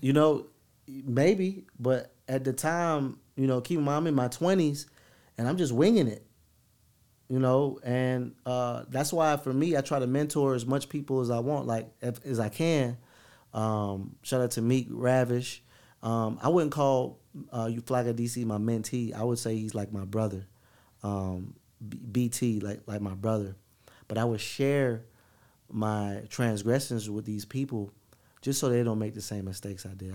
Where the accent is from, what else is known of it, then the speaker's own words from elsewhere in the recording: West Palm Beach, Florida, United States; now in Atlanta, United States; I'm from West Palm Beach, but I'm from West Palm Beach. I'm not from Palm Beach